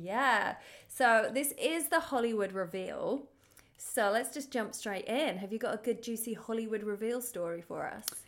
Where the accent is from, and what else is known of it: United Kingdom; now in Los Angeles, United States